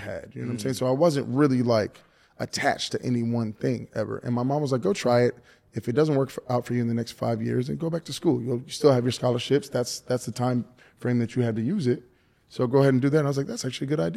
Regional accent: Miami, Florida, United States; We're from Miami

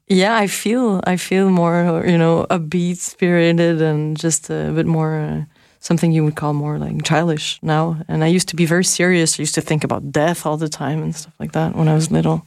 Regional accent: Montreal, Quebec, Canada; also born or lived in Paris, France; I was born in Montreal. So I spent really most of my time there. But I spent four years in Paris when I was little.

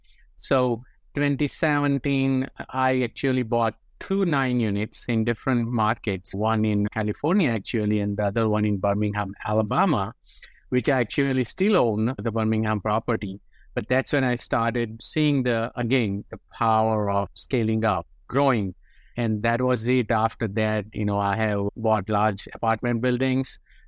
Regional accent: India; moved away as an adult; now in United States; As you can tell from my accent, I'm from India, right?

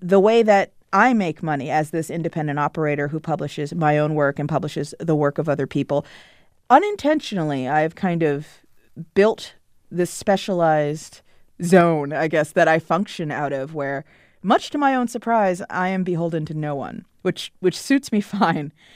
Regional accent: Potomac, Maryland, United States; I grew up in Potomac, Maryland, which is a suburb of Washington, D C

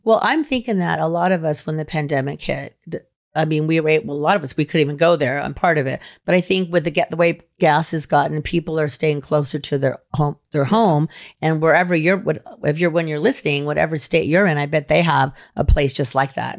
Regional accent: Reno, Nevada, United States; my hometown

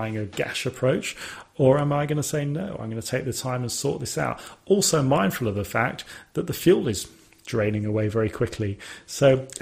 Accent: Sutton Coldfield, West Midlands, United Kingdom; where I was born in Sutton Coldfield

